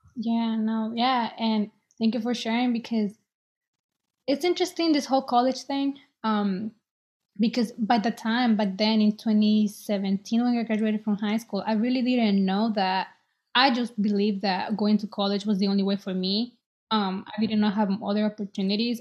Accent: El Salvador; now in Boston, United States; I was born in El Salvador, and I'm 23. I live in Boston.

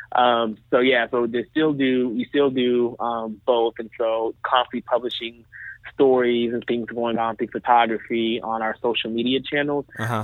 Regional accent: Dallas, Texas, United States; I'm from Dallas

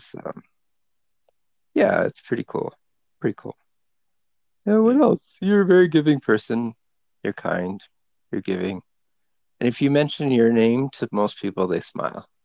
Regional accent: Canada; moved away as an adult; We were raised as Pakistani Catholic kids in Canada, new immigrants to Canada.

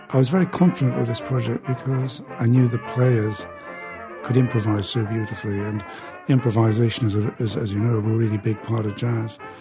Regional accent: Newcastle upon Tyne, North East England, United Kingdom; my hometown of Newcastle in the uh, north of England.

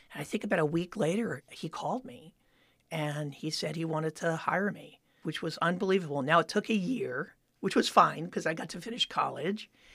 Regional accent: Miami Beach, Florida, United States; moved away as an adult; I grew up in Miami Beach, Florida

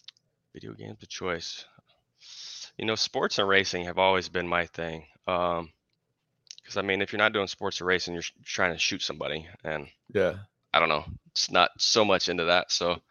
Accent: Colorado, United States; also born or lived in Kentucky / Tennessee; now in Oregon, United States; we're from Colorado. I lived in Kentucky for a while.

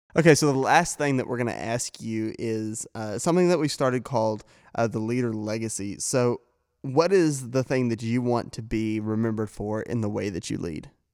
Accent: Missouri, United States; moved away as an adult; I'm originally from Missouri

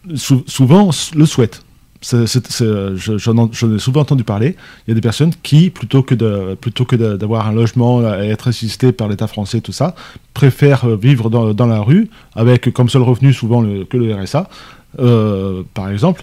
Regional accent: France; pour nous Français

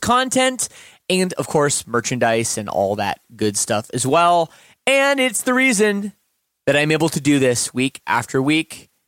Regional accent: Canada; you know, kind of just being Canadian, you know, like following the media a little bit.

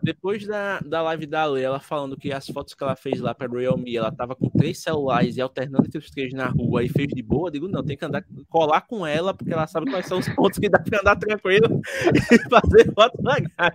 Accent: Alagoas, Brazil; eu sou de Alagoas, né? Sou do Nordeste

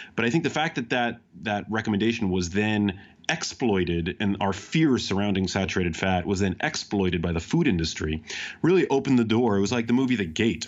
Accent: New York City, New York, United States; I grew up in New York City

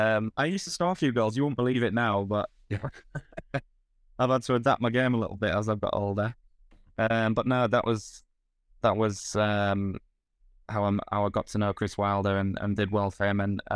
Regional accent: York, Yorkshire and the Humber, United Kingdom; I'm from York.

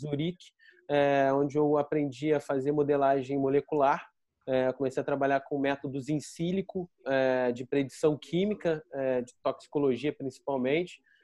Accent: Rio de Janeiro, Brazil; also born or lived in São Paulo; sou carioca

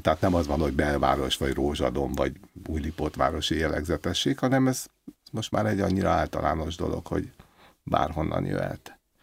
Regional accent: Budapest, Hungary; Én alapvetően a belvárosban nőttem föl, Váci utcába.

